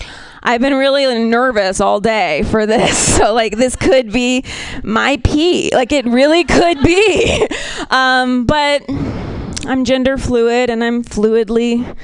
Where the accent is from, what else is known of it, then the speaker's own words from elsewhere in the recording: Ohio, United States; I'm from Ohio. So this is like my Europe.